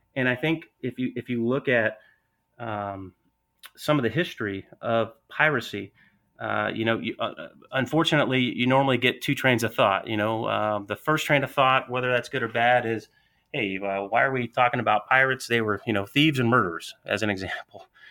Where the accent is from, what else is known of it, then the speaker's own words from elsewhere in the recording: Atlanta, Georgia, United States; accent: Southern; I'm from Atlanta, Georgia, so a little bit of that Southern draw